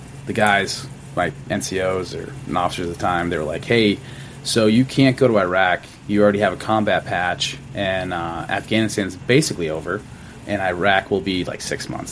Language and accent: English; Massachusetts, United States; moved away as an adult; I'm from Massachusetts originally